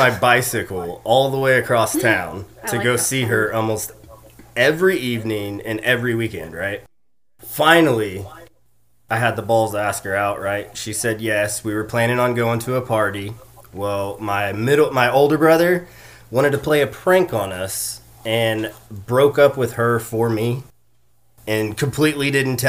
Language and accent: English; Yukon, Oklahoma, United States; also born or lived in Kansas; now in Moore, United States; We live in Moore, Oklahoma right now. We grew up and raised in Yukon, Oklahoma.